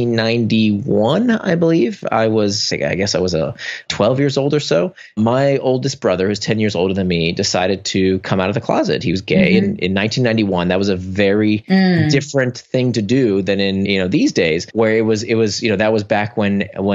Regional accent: Orlando, Florida, United States; moved away as an adult; also born or lived in Atlanta / California; now in New York, United States; I grew up in Orlando

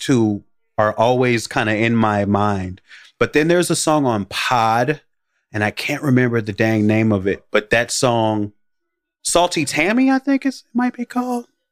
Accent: Chicago, Illinois, United States; I grew up in the Black American ghetto on the south side of Chicago

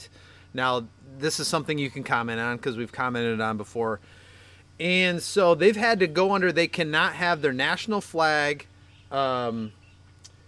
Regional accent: United States; I'm American.

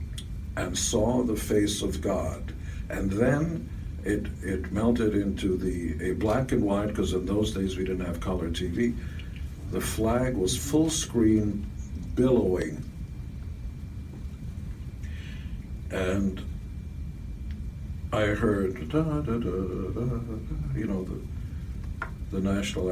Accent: Israel; English is a second language; now in United States; I was born in Israel

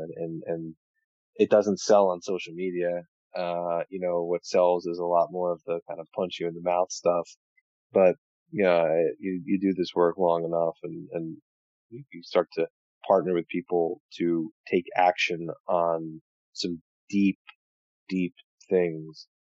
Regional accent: New Jersey, United States; I'm from New Jersey

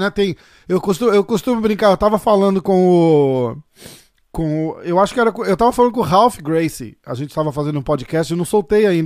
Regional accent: São Paulo, Brazil; eu sou de São Paulo, cara.

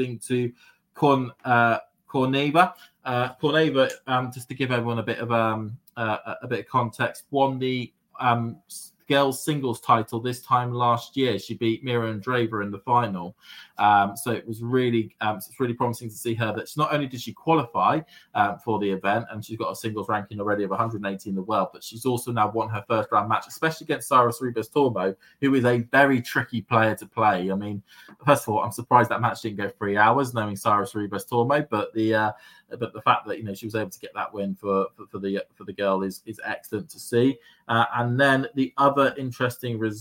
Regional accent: United Kingdom; as a Brit

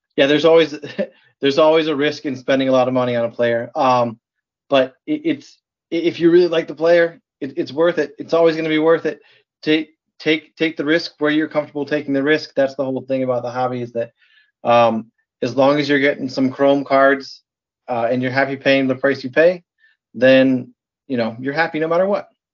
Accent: Michigan, United States; also born or lived in New Jersey; now in Wisconsin, United States; I was born in New Jersey, grew up in Michigan, and live in Wisconsin

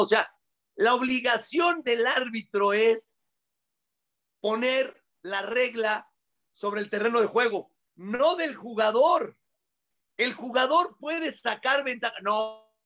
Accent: Mexico; somos los mexicanos

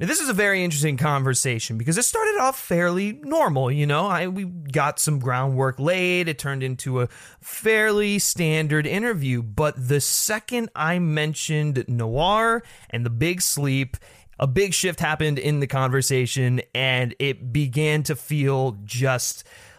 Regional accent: Frederick, Maryland, United States; I'm also from Maryland, and I grew up in Frederick

